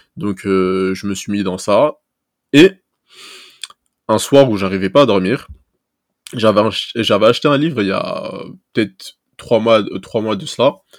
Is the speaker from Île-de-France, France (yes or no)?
yes; Seine-Saint-Denis, Île-de-France, France; also born or lived in Toulouse; moi, j'ai grandi en Seine-Saint-Denis